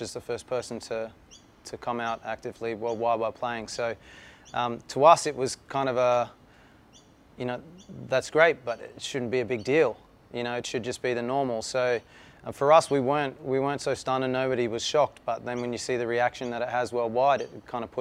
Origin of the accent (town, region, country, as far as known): Adelaide, South Australia, Australia; born or raised there